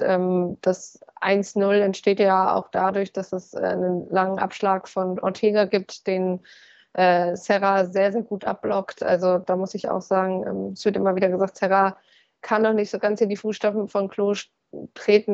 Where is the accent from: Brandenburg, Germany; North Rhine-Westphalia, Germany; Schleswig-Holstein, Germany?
North Rhine-Westphalia, Germany; Ich komme aus Ostwestfalen